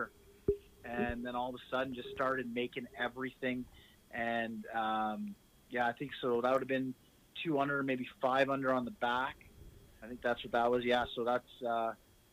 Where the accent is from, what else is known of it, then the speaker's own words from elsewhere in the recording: Ottawa, Ontario, Canada; we were back in my hometown